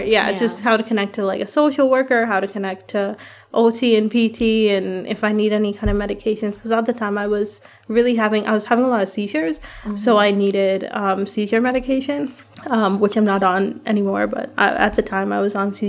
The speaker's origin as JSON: {"language": "English", "country": "Guyana", "said": "I'm brown. I'm from Guyana"}